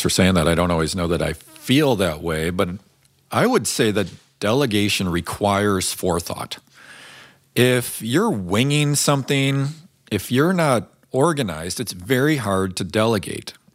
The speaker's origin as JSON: {"language": "English", "town": "Chicago", "region": "Illinois", "country": "United States", "tie": "born or raised there", "said": "I grew up in Chicago where that was a little bit more of the temperament"}